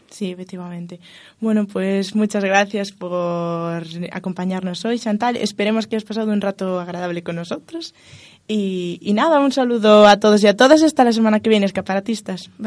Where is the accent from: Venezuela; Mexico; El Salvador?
Venezuela; now in Spain